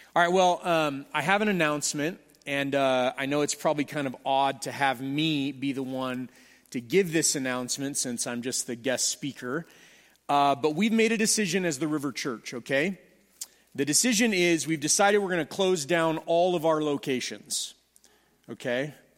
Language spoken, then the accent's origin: English; Southern California, United States; I am from Southern California